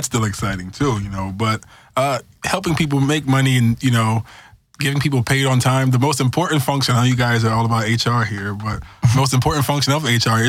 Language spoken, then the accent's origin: English; New York, United States; Well, I'm from New York, so that's my hometown.